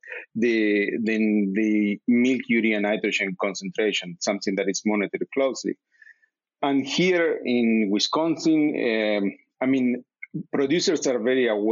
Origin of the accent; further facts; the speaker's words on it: Uruguay; moved away as an adult; now in United States; I'm coming from Uruguay, which is an agricultural-based country